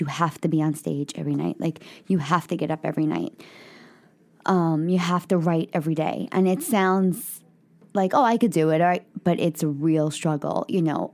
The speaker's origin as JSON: {"language": "English", "town": "New York City", "region": "New York", "country": "United States", "tie": "born or raised there", "said": "I'm a kid from the Bronx"}